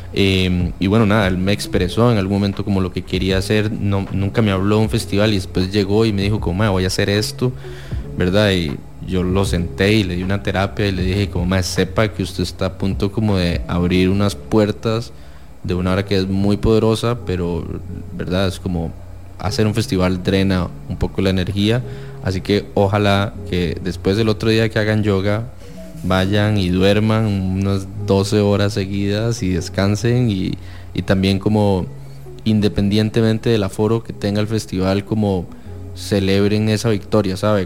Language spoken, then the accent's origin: Spanish; San José, Costa Rica; yo soy alguien de Chepe